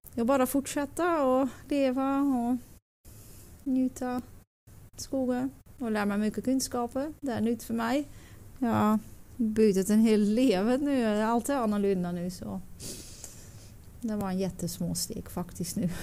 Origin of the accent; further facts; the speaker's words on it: Netherlands; Swedish is a second language; moved away as an adult; now in Stöllet, Sweden; Jag kommer från Holland